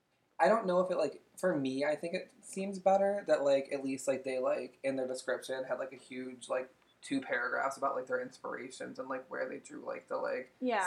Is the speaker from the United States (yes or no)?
yes; United States